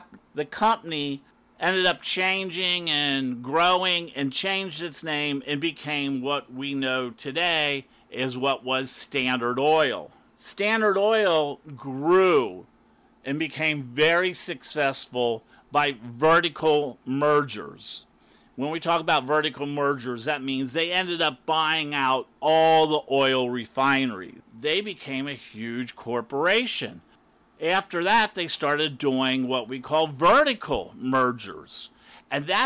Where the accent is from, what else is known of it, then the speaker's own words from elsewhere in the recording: Cincinnati, Ohio, United States; now in Florida, United States; I'm from Ohio, and I moved to Florida